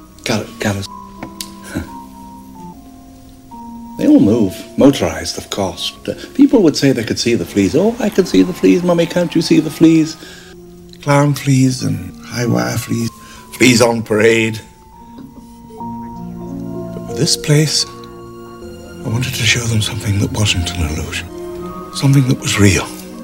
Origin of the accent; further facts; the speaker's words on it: Scotland, United Kingdom; moved away; You know the first attraction I ever built when I came from Scotland? It's a flea circus.